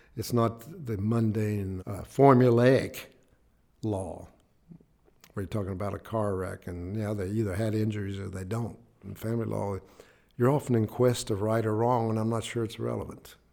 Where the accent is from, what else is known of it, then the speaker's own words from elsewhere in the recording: Ivydale, West Virginia, United States; also born or lived in Braxton County, West Virginia; I was born in Braxton County, raised in Ivydale, Clay County